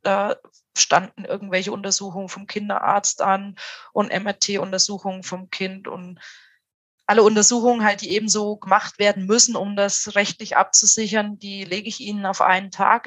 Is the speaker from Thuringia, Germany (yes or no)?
yes; Thuringia, Germany; now in Tübingen, Germany; wir sind beide aus Thüringen